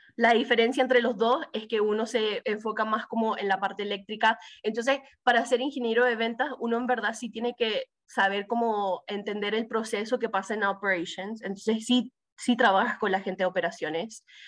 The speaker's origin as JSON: {"language": "Spanish", "town": "Miami", "region": "Florida", "country": "United States", "tie": "born or raised there", "also_born_or_lived": "Chile", "said": "crecí en Miami"}